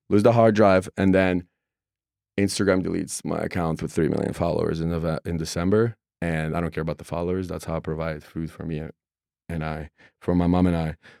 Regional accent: Russia; now in United States; I'm a guy from Russia, immigrant

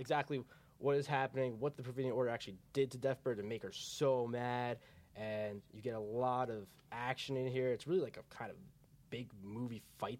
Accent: New Jersey, United States; accent: Jersey; I grew up in Central Jersey all my life.

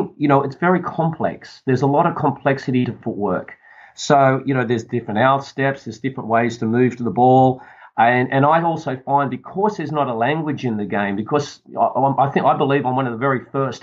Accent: Sydney, New South Wales, Australia; I come from Sydney, which is a beautiful place for the world, Sydney, Australia. Which I love living here.

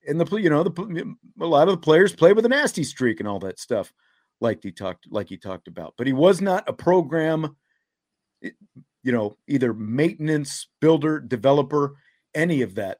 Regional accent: Kansas, United States; when I grew up in Kansas

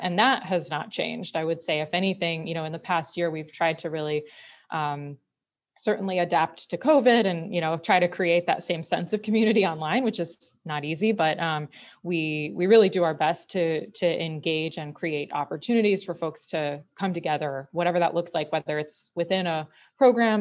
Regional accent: Connecticut, United States; moved away as an adult; growing up here

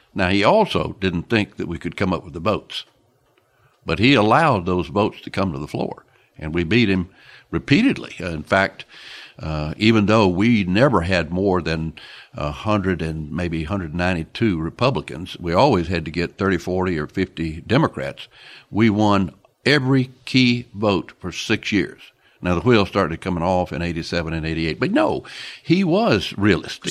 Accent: Pascagoula, Mississippi, United States; my hometown of Pascagoula, Mississippi

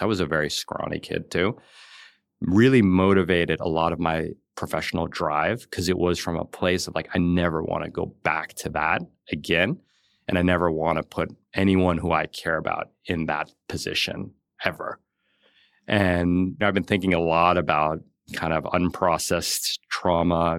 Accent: New York City, New York, United States; I grew up in New York City and we were like lower middle class.

